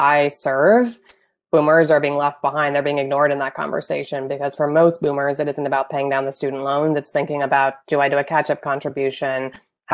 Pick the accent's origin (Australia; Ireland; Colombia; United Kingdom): United Kingdom; born in Wales; moved away as an adult; now in United States; I grew up in the UK, I was born in Wales.